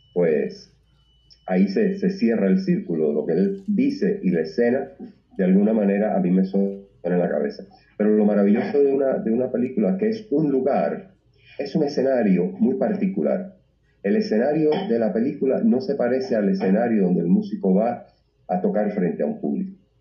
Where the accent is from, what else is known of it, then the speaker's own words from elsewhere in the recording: Cuba; also born or lived in Tijuana; now in Puerto Rico; soy cubano